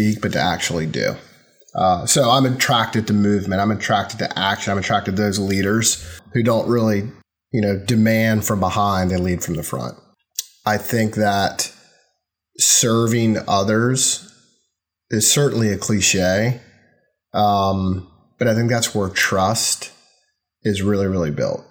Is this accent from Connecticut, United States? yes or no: no; North Carolina, United States; moved away as an adult; also born or lived in Miami, Florida; I'm a kid from North Carolina, which is in the South in the U.S.